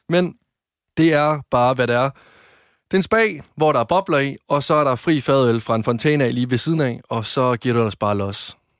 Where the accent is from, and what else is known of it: Varde, Southern Denmark, Denmark